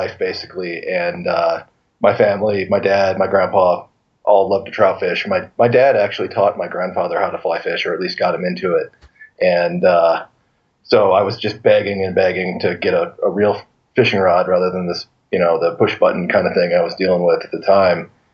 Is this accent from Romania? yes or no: no; St. Louis, Missouri, United States; now in Gardiner, Montana, United States; I grew up in St. Louis